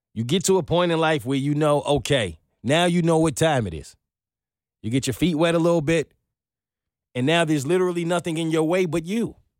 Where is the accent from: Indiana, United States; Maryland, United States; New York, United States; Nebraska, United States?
New York, United States; I'm from New York.